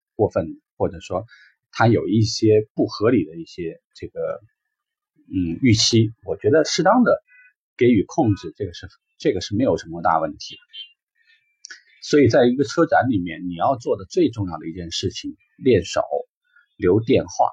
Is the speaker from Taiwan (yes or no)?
no; China; 或者说我们中国人典型嘛，